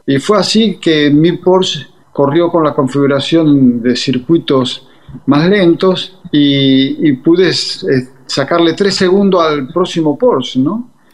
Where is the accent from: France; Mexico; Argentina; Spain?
Argentina; soy argentino